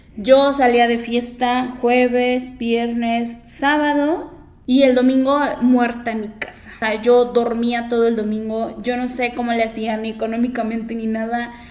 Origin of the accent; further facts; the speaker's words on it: Cuernavaca, Morelos, Mexico; yo soy de Cuernavaca